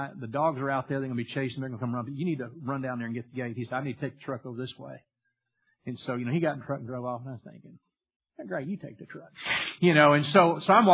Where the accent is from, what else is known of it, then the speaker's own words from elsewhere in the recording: Louisiana, United States; I grew up in Louisiana, and we had a little small farm